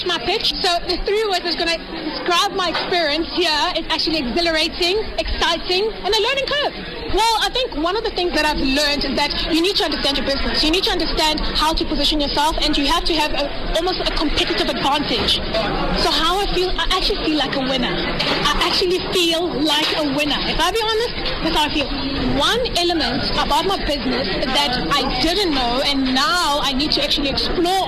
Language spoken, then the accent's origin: English; Johannesburg, Gauteng, South Africa; I am born and bred in Joburg.